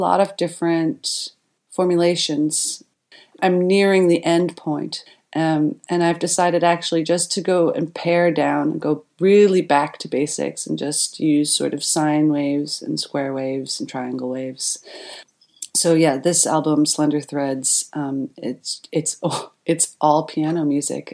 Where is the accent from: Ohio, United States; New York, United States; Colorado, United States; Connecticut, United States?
New York, United States; Centerport; now in Berlin, Germany; I grew up in Centerport, Long Island. That's in New York